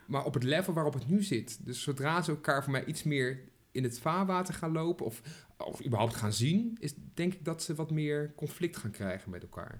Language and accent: Dutch; Arnhem, Gelderland, Netherlands; accent: Arnhems; ik ben een echte Arnhemmer